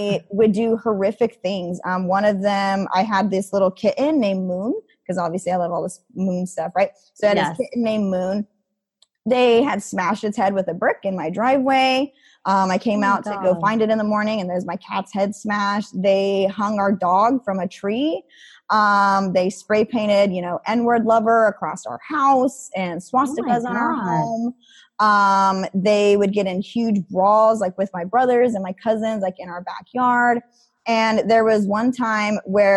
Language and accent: English; Idaho, United States; growing up in Idaho